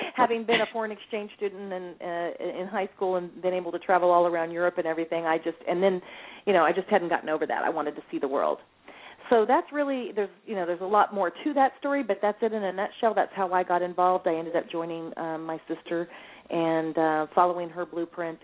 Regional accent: California, United States; also born or lived in Lexington, Kentucky; I was born in in Lexington, Kentucky, moved to California when um I was only 5 years old

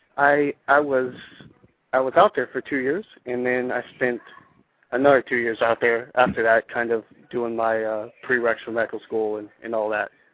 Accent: San Antonio, Texas, United States; also born or lived in California; I'm originally from San Antonio

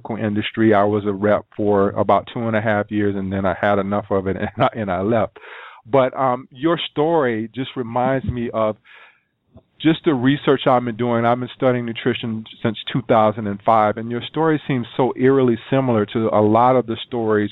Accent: South Carolina, United States; growing up in South Carolina

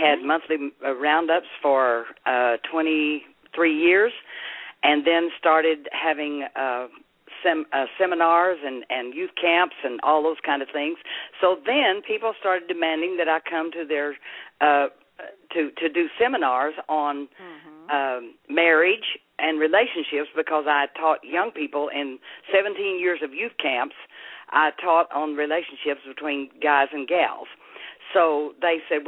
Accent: Duncan, Oklahoma, United States; accent: Southern; I'm from Duncan, Oklahoma

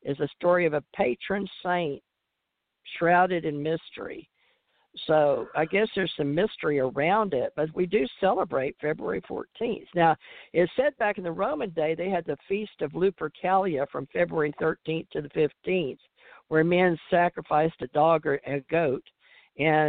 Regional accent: Louisiana, United States; I grew up in Louisiana, and we sent each other Valentines in school

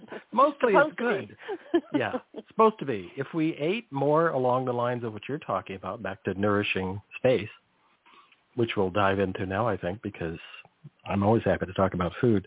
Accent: California, United States; I grew up near the Salinas Valley. So it was a massive amount of ag.

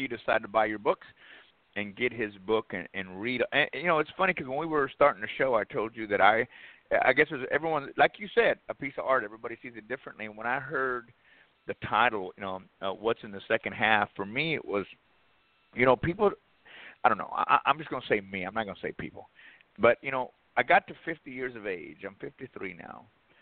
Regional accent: Texas, United States; I grew up in Texas

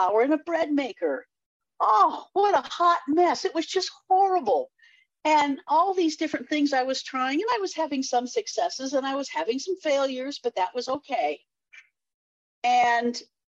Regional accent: Eugene, Oregon, United States; moved away; also born or lived in California; I was born in Eugene, Oregon

